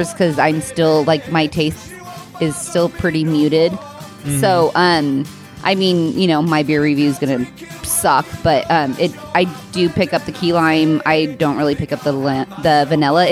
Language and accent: English; Temecula, California, United States; I grew up in Temec